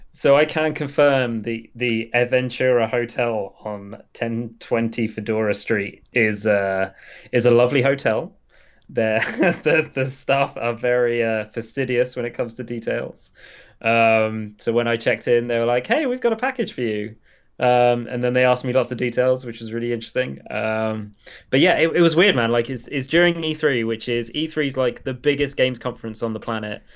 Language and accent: English; England, United Kingdom; probably the lowest that I've ever felt as an Englishman